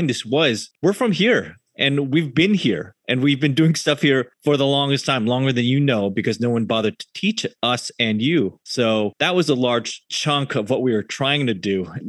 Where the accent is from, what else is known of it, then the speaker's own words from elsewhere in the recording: Sunnyvale, California, United States; also born or lived in Cupertino; now in Los Angeles, United States; I am from Sunnyvale slash Cupertino.